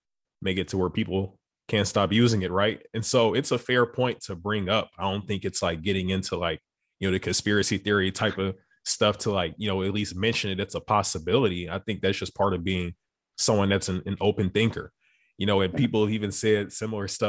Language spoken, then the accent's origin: English; Beaumont, Texas, United States; My hometown is maybe about like 30, 45 minutes from Louisiana border. So I can only imagine. So I'm from Beaumont